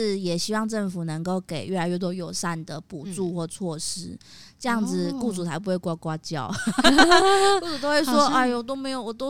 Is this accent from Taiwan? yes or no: yes; Taiwan; 我觉得我们台湾人工作也会这样啦